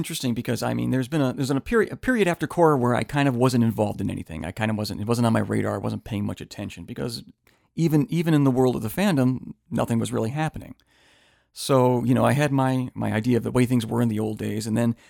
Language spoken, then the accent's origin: English; Midwest, United States; Let's jump on the plane because I'm from the Midwest and we flew out to L.A.